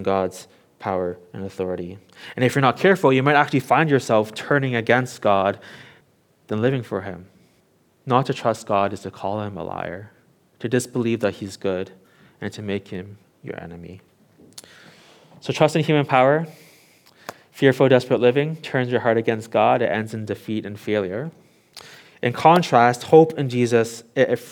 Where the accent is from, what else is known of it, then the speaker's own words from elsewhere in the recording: Toronto, Ontario, Canada; now in Hong Kong; I grew up in Toronto, Canada